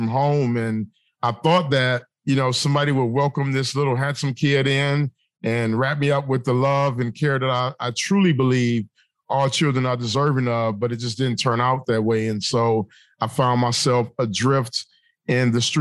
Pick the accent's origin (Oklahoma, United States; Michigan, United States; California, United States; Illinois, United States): Michigan, United States; Detroit; I grew up in the city of Detroit